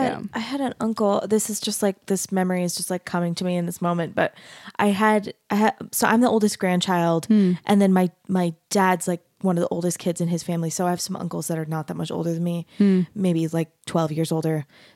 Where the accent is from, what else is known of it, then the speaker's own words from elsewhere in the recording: Arizona, United States; I grew up in Arizona